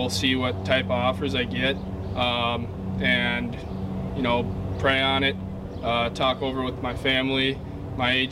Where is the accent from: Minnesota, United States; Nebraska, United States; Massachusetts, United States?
Minnesota, United States; I come from Minnesota where you know they value relationships and players